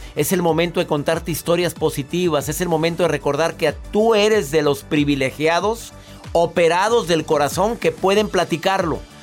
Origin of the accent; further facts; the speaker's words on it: Monterrey, Nuevo León, Mexico; now in Houston, United States; Radico en la ciudad de Houston. Soy de Monterrey